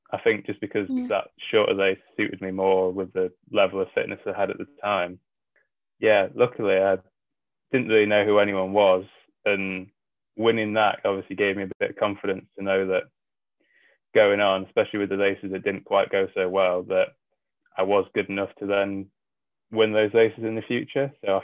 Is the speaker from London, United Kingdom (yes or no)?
no; North West England, United Kingdom; So when I grew up, my dad was in the RAF, which meant I moved around a lot as a kid. But by the time I was 12, I think it was, he left the RAF and I was sort of based around the Wallington area, Wallington, Cheshire area.